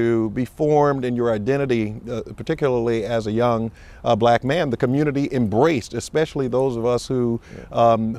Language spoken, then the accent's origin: English; Charleston, South Carolina, United States; I grew up in Charleston